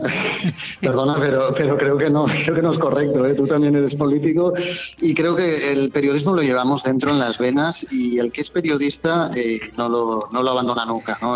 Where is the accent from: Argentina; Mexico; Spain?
Spain; Benidorm, Valencian Community; tengo la oportunidad de ser concejal de, de mi pueblo, eh, de donde viven mis hijos, donde han nacido